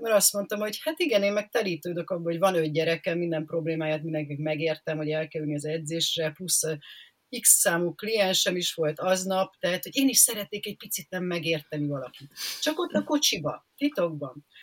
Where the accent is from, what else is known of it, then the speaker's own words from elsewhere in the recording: Szeged, Csongrád-Csanád, Hungary; now in Budapest, Hungary; amikor még én gyerek voltam, én Szegeden éltem